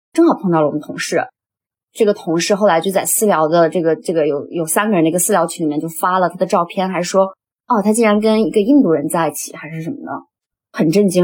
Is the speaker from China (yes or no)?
yes; China; moved away as an adult; now in Australia; 作为一个中国人